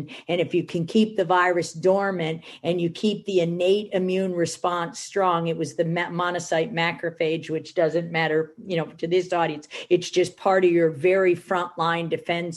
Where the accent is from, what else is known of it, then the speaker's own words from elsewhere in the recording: Michigan, United States; I'm from Michigan